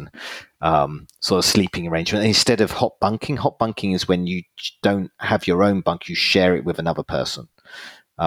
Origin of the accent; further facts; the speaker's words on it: United Kingdom; I'm British.